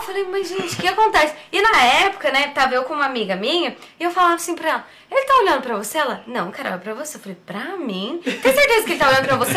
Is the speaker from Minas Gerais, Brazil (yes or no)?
yes; Cambuí, Minas Gerais, Brazil; born or raised there; also born or lived in São Paulo